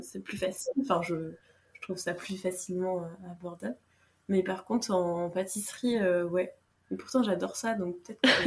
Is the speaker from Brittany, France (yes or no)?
yes; Brittany, France; je suis bretonne